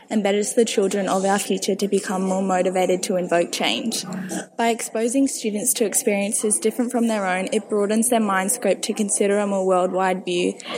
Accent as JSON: {"language": "English", "country": "Venezuela", "moved": "yes", "lives_now": "Brisbane, Australia", "said": "I, I'm from Venezuela, and I moved um, to Brisbane in 2010 because of the corruption and the dictatorship that is going on in the country."}